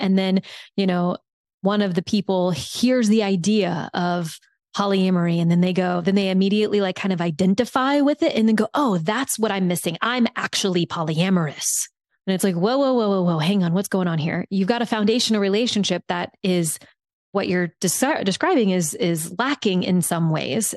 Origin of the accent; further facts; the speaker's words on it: South Louisiana, United States; moved away; I grew up in South Louisiana.